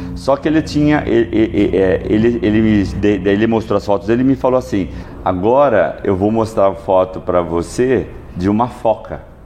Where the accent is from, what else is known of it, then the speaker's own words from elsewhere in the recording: Sorocaba, São Paulo, Brazil; eu sou de Sorocaba.